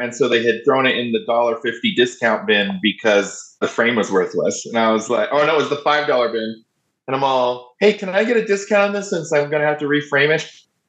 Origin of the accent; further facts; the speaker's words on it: Southern Oregon, United States; now in Denver, United States; And that's actually why I left the community I'm from. I'm from Southern Oregon.